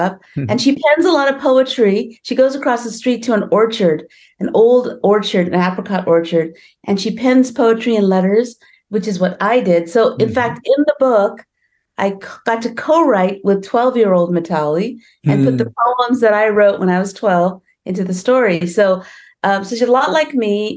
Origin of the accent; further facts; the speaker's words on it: California, United States; also born or lived in India; here I am, an immigrant from India, right? And I grew up in California.